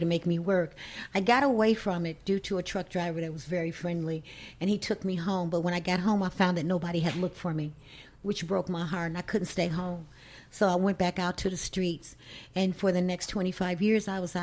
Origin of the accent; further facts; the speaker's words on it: Chicago, Illinois, United States; My experience was growing up in Chicago